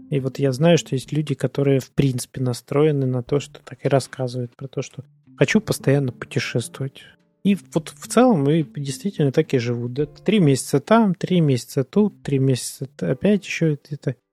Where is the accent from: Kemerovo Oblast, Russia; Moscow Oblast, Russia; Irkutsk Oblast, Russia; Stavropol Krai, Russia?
Stavropol Krai, Russia; Stavropol; now in Saint Petersburg, Russia; Какое-то время назад я мог бы говорить, там, что я там из Ставрополя, потому что ну, я там прожил больше всего времени, пожалуй. Но сейчас-то я в Питере прожил больше половины своей жизни уже.